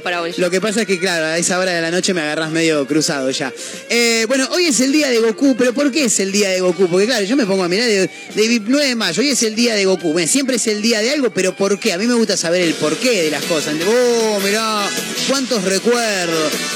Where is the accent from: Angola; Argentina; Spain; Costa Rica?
Argentina